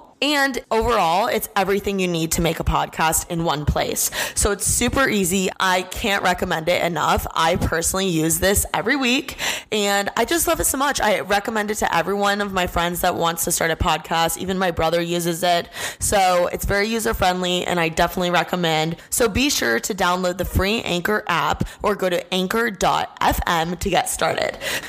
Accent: Indiana, United States; moved away; I'm from Indiana.

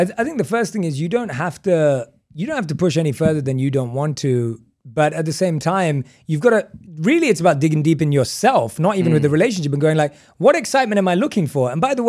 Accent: England, United Kingdom; We're not surfers. We were born and raised in England. You don't go surfing in England.

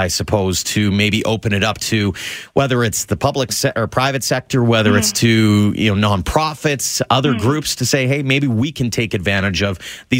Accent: near Little Bow Provincial Park, Alberta, Canada; now in Calgary, Canada; Little Bow Provincial Park is one that is really close to my hometown.

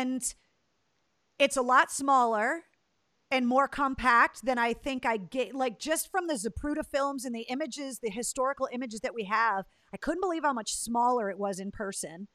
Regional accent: Leominster, Massachusetts, United States; that's where I was born and raised

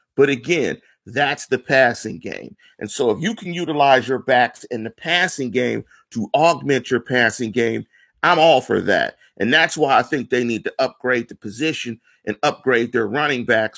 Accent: Pittsburgh, Pennsylvania, United States; also born or lived in Atlanta; I'm from Manchester. I'm finna one five two three three, one five two one two, the North Side

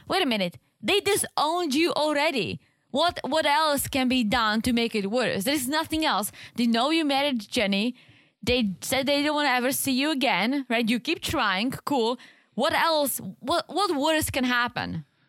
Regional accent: American South, United States; accent: Southern; my Southern accent

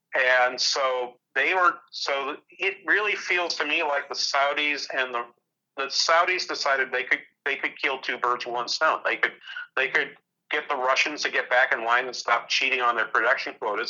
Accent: Manchester, New Hampshire, United States; now in St. Cloud, United States; I'm from, I'm from Manchester, New Hampshire originally, or Manchester.

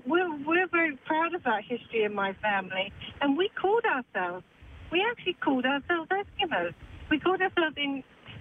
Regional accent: England, United Kingdom; born there; My grandfather was Inuit. My mother was born there. I was born in England.

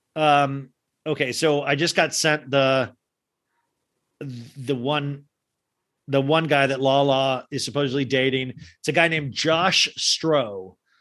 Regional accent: United States; I'm an American

